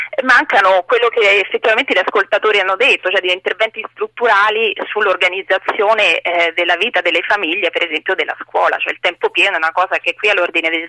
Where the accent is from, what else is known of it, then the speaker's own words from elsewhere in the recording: Bari, Apulia, Italy; now in Trieste, Italy; Io in realtà sono di Bari ma vivo a Trieste